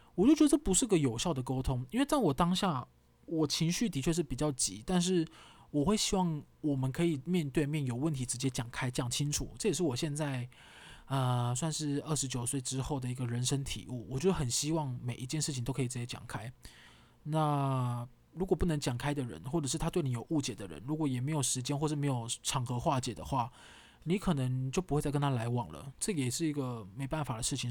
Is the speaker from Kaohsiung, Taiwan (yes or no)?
yes; Kaohsiung, Taiwan; 跟我同样一起在高雄长大